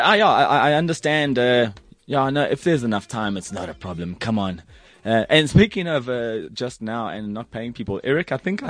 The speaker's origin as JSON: {"language": "English", "town": "Durban", "region": "KwaZulu-Natal", "country": "South Africa", "moved": "yes", "said": "I'm from Durban originally."}